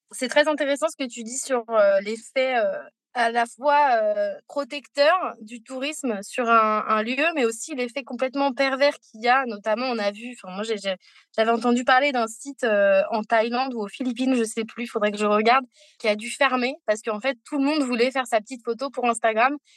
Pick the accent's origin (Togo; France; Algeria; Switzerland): France; Paris, Île-de-France; also born or lived in Costa Rica; j'ai grandi à Paris, loin de la mer